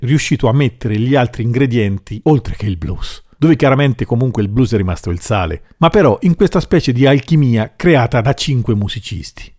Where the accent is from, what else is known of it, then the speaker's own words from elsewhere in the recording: Umbria, Italy; sono umbro